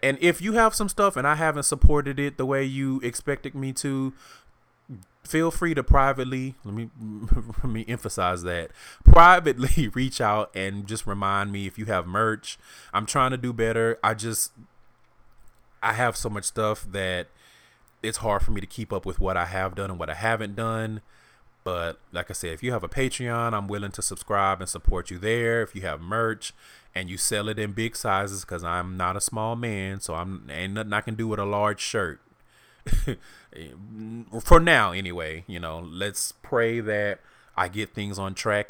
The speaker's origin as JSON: {"language": "English", "region": "the South", "country": "United States", "also_born_or_lived": "Houston", "moved": "as an adult", "lives_now": "Seattle, United States", "said": "I'm from the South"}